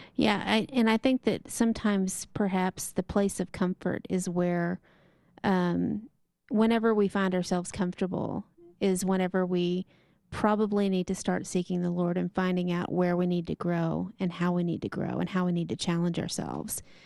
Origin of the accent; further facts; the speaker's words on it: eastern Texas, United States; moved away; myself from Texas, and specifically eastern Texas